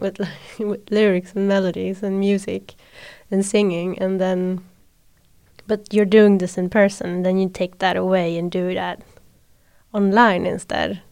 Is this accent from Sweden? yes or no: yes; Sweden